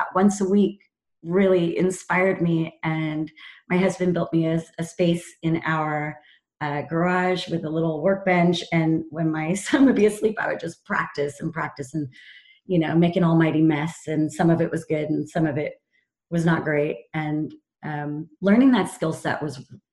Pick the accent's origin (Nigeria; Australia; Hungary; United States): United States; Topanga, California; moved away as an adult; also born or lived in Amsterdam; now in London, United Kingdom; growing up in California in Topanga